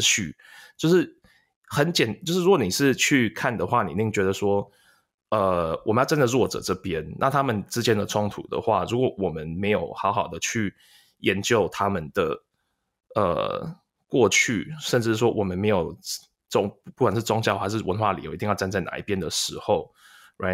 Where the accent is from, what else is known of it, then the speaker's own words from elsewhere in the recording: Taiwan; 我们台湾人的长辈